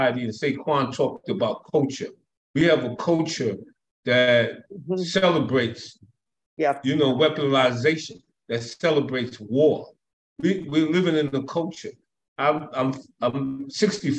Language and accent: English; United States; I'm American.